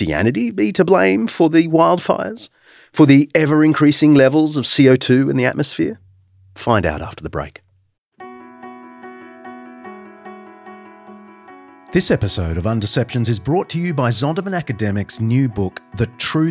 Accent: New South Wales, Australia; the Blue Mountains of New South Wales, my home state

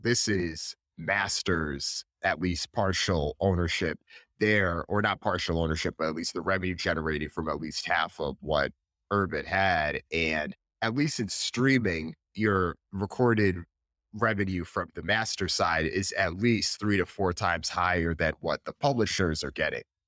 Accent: Northeast, United States; born or raised there

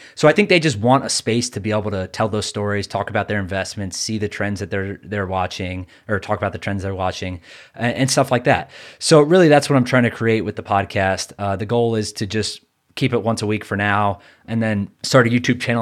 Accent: New York, United States; I'm a New Yorker

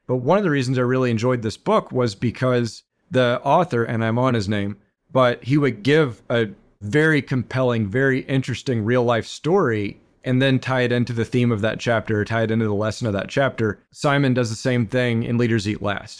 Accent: Beaumont, Texas, United States; also born or lived in Houston, Texas; I grew up in Beaumont, Texas.

